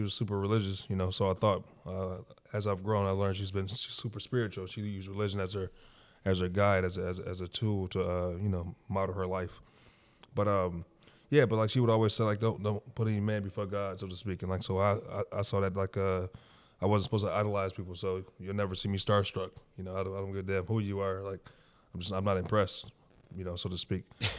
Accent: Detroit, Michigan, United States; From the west side of Detroit, Northwest to be exact, Finkel and Greenfield, if anybody who's familiar.

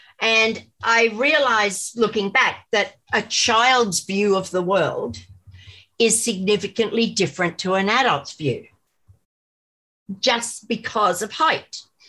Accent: India; born there; I was born in India.

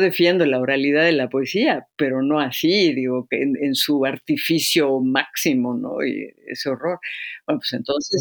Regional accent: Izamal, Yucatán, Mexico; pueblo donde yo nací en Yucatán, en Izamal

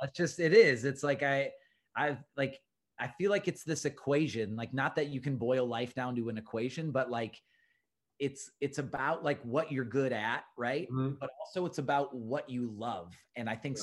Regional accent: Minneapolis, Minnesota, United States; I'm from Minneapolis and I've grown up in Minneapolis my whole life

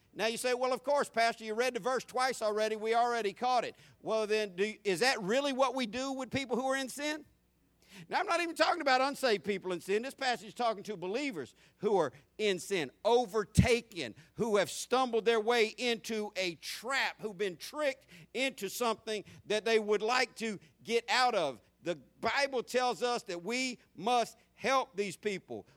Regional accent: Jacksonville, Florida, United States; I grew up in Jacksonville in the, in the 70s and 80s as a teenager in both those decades.

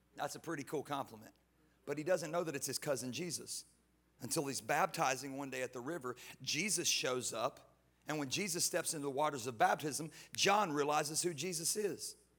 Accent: Houston, Texas, United States; I'm from Houston

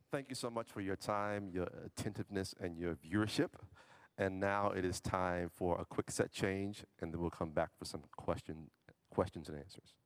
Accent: New Orleans, Louisiana, United States; moved away; I'm from New Orleans originally

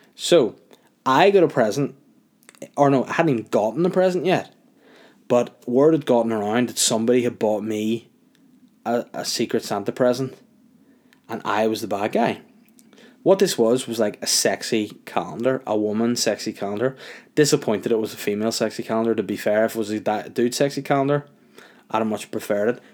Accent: Holywood, Northern Ireland, United Kingdom; also born or lived in Crawfordsburn; I'm from North Down originally. Brought up in Hollywood, moved to Croftsburn, moved out, out of North Down for a while.

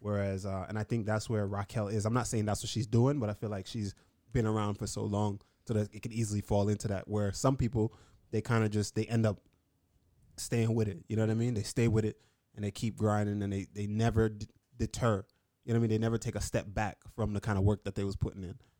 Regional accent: New York, United States; being a New Yorker

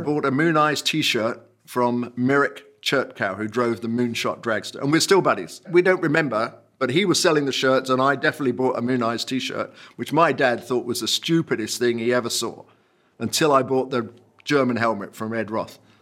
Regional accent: Kent, South East England, United Kingdom; also born or lived in Northampton, England; when I was three, my parents moved to Kent, and I went a couple of years later

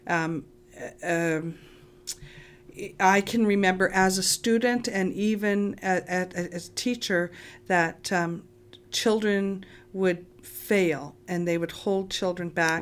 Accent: Lac La Biche, Alberta, Canada; I grew up in Lac-la-Biche

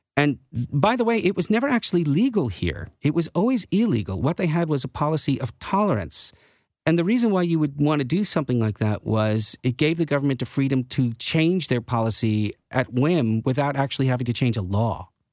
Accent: United States; moved away as an adult; now in Netherlands; growing up in the United States.

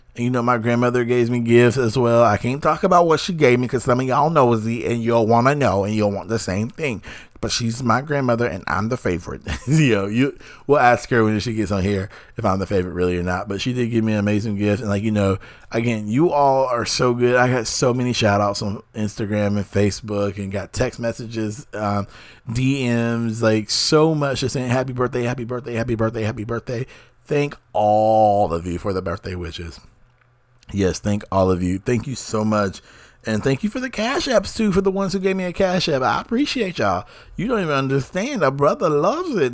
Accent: North Carolina, United States; being a North Carolinian and being an American

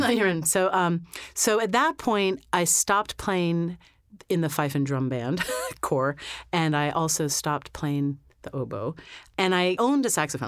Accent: Lewisburg, Pennsylvania, United States; I was born in Lewisburg, Pennsylvania, which is smack dab in the middle of the state, an hour north of Harrisburg

